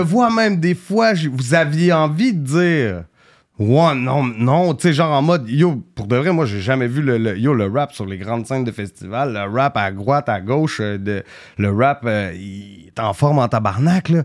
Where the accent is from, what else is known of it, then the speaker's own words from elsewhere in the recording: Quebec City, Quebec, Canada; d'un bloc où j'ai grandi